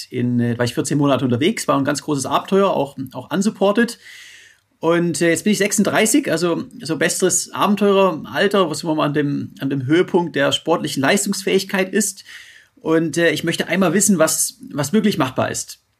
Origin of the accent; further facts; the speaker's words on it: Roth, Bavaria, Germany; die Challenge Rot bei, bei Nürnberg. Meine Heimat.